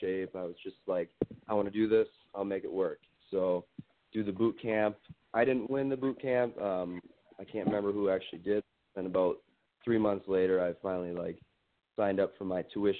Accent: Wisconsin, United States; also born or lived in Minnesota; I'm originally from Wisconsin. Growing up, there was nothing here.

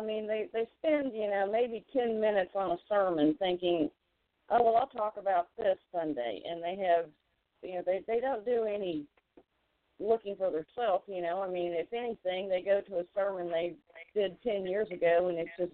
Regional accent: southern Missouri, United States; I'm from southern Missouri.

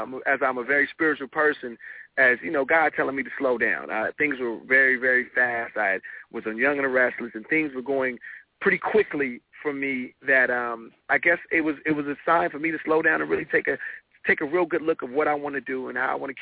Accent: Compton, California, United States; I was raised in Compton until I was about 7 or 8

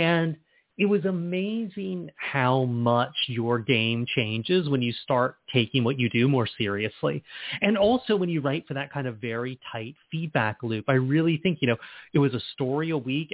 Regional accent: Charleston, South Carolina, United States; I'm from Charleston. And when I was growing up, our one independent bookstore was Chapter 2 downtown

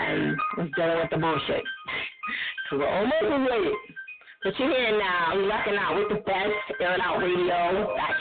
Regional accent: New Jersey, United States; I'm from Jersey

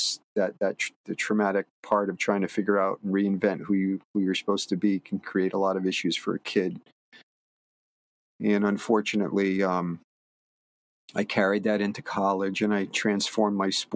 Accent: Connecticut, United States; now in Martha's Vineyard, United States; I grew up in Connecticut

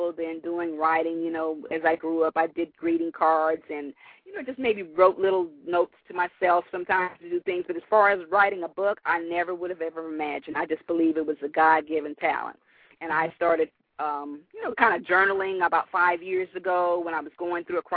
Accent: Los Angeles, California, United States; I was born and raised in Los Angeles, California

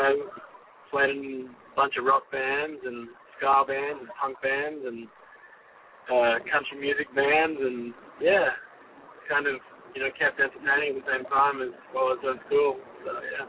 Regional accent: Queensland, Australia; It was amazing. My family had 45,000 acres of land, so it was really nice, you know. I could just jump on a horse or a motorbike or grab a car and just get lost, you know.

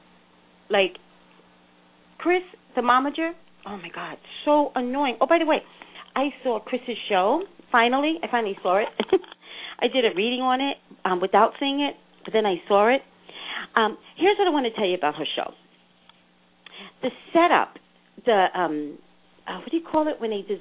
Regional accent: New York City, New York, United States; now in California, United States; I'm from New York City

